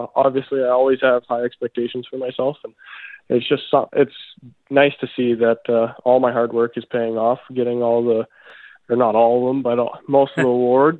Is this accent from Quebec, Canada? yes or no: no; Debden, Saskatchewan, Canada; I call home Debden, Saskatchewan. It's a small town, but 150 people, 200 people, and that's where I grew up.